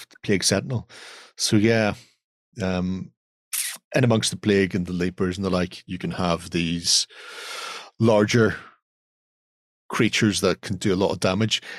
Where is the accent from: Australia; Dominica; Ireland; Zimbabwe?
Ireland; being Irish